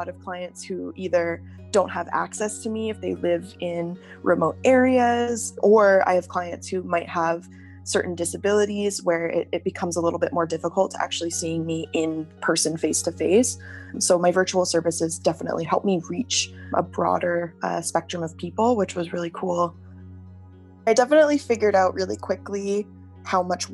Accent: Calgary, Alberta, Canada; I'm from Calgary, Alberta

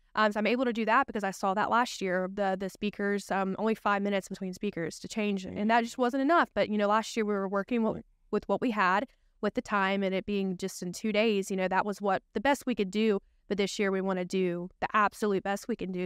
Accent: Spartanburg, South Carolina, United States; also born or lived in Greenville, South Carolina; I'm from Greenville, South Carolina. I've lived there all my life. I'm originally from Spartanburg

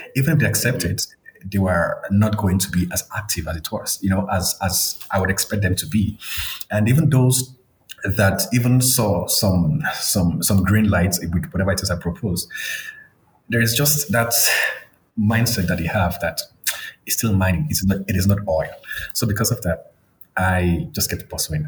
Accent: Akure, Ondo, Nigeria; moved away as an adult; now in South Africa; It, it, was in a city um, in the southwestern part of Nigeria. Um, the city was called, it's currently called Akure in Ondo State.

